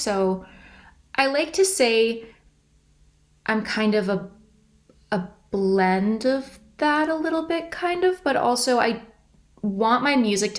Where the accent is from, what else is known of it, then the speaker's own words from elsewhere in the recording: Caledon, Ontario, Canada; Originally, I'm from Caledon, which is maybe an hour north of Toronto.